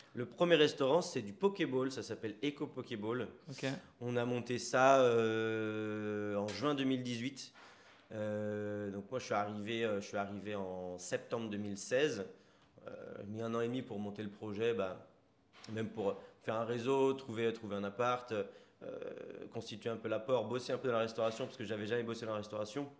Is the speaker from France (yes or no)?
yes; Sartrouville, Île-de-France, France; moved away as an adult; also born or lived in Bezons, Val-d'Oise; now in Bordeaux, France; Moi, à la base, je viens du 78, euh, dans les Yvelines. Je viens de Sartrouville. D'accord. ensuite, j'ai déménagé à 11 ans à Beson, dans le 95